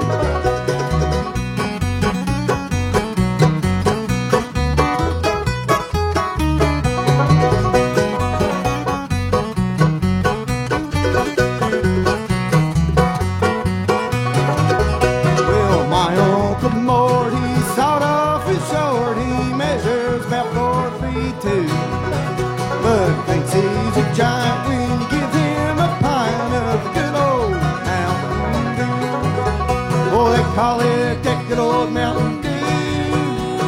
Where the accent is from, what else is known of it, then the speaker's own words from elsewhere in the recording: Batesville, United States; I'm from Batesville